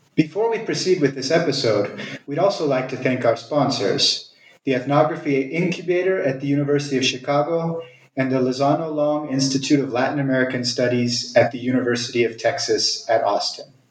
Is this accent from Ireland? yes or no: no; Italy; moved away; I was from Italy